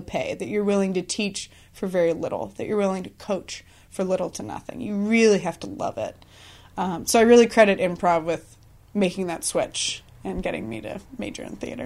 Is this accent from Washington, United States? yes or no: yes; Columbia River Gorge, Washington, United States; I grew up in Washington State, kind of out in the Columbia River Gorge, middle of nowhere